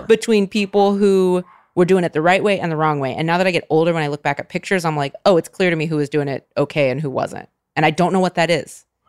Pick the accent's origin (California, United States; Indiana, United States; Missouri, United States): California, United States; I grew up in California